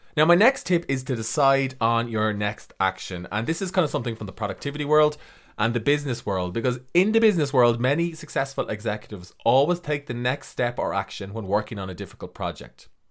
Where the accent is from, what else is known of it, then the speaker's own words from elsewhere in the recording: Ireland; I'm an author from Ireland.